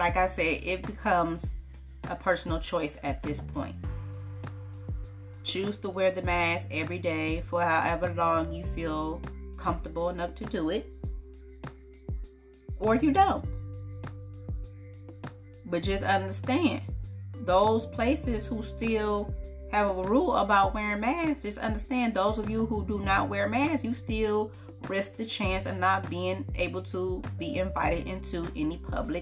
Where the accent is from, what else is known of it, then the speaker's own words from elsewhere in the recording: Highland Park, Michigan, United States; I am from Detroit, Michigan, or Highland Park, Michigan